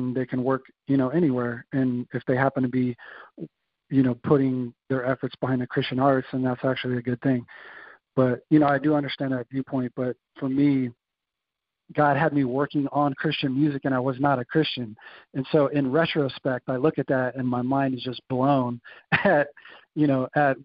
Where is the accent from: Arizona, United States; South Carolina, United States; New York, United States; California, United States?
California, United States; Bay Area; also born or lived in Indianapolis; now in San Diego, United States; growing up in the Bay Area